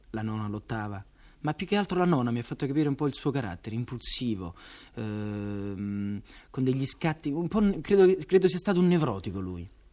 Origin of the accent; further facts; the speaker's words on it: Naples, Campania, Italy; sono napoletano, sono nato al Palonetto di Santa Lucia